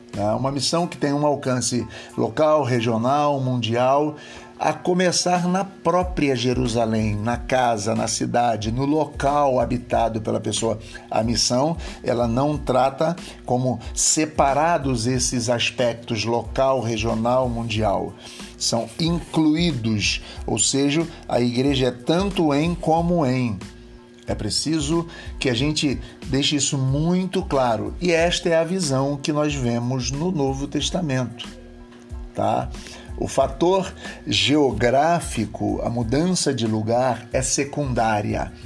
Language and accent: Portuguese; Rio de Janeiro, Brazil; sou do Rio de Janeiro